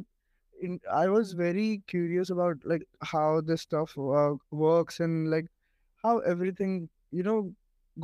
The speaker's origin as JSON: {"language": "English", "country": "India", "lives_now": "Mumbai, India", "said": "I'm from India"}